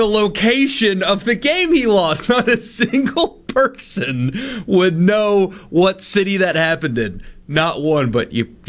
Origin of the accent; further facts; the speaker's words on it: Greenville, South Carolina, United States; moved away; my hometown where I grew up was hosting NCAA tournament games in the first round